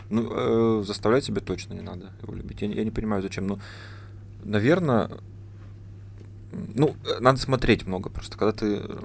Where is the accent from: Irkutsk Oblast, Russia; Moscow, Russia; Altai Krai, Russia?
Altai Krai, Russia; Barnaul; moved away as an adult; now in Novosibirsk, Russia; я из Барнаула